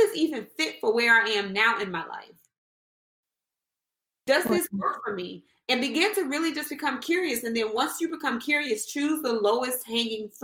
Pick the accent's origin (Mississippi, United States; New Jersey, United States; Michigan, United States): Mississippi, United States; I was born in Mississippi